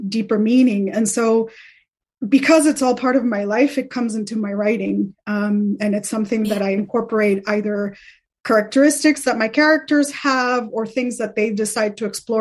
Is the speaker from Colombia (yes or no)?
yes; Colombia; moved away; growing up in Colombia